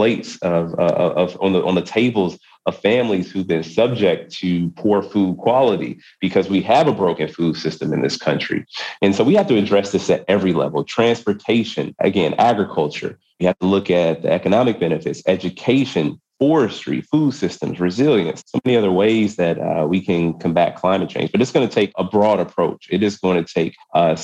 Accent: Wisconsin, United States; my home state of Wisconsin

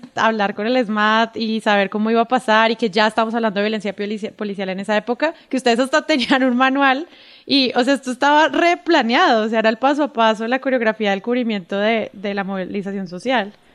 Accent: Colombia; accent: paisa; mi acento real es paisa y en mi suprema, no sé, arrogancia mental, hablo rolo

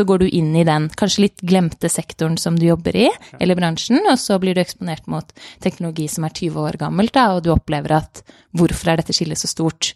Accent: Norway; moved away as an adult; also born or lived in Denmark; now in London, United Kingdom; sommerjobber her hjemme i Norge

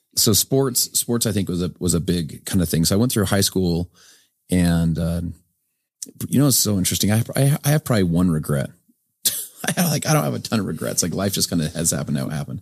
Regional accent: Sandy, Utah, United States; I'm from Sandy, Utah, just up the way here

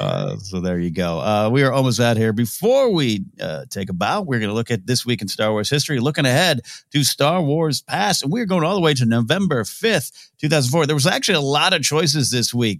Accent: Central Coast of California, United States; born or raised there; moved away

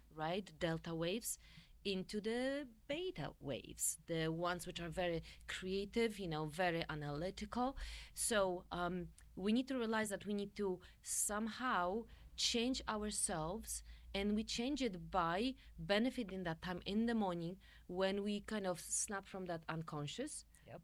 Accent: central Poland, Poland; English is a second language; moved away as an adult; also born or lived in Warsaw, Poland; now in United States; I grew up in Poland, in very Polish part, central Poland, uh, you know, moved to Warsaw to study my music there

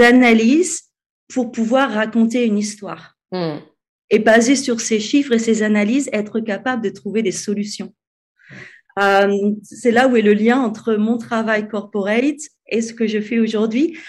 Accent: France; moved away as an adult; now in Cape Town, South Africa; je suis française, mais je vis à l'étranger depuis 12 ans. je vis en ce moment au Cap, en Afrique du Sud

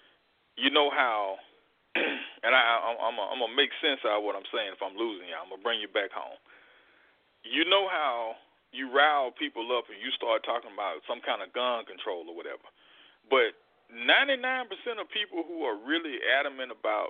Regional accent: Mississippi, United States; born and bred in the South in Mississippi

